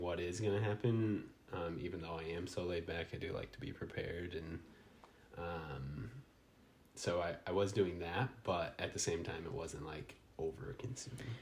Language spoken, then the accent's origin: English; New Buffalo, Michigan, United States; also born or lived in Tennessee; I'm from New Buffalo, so here in Southwest Michigan where we live, uh, we live about thirty minutes from there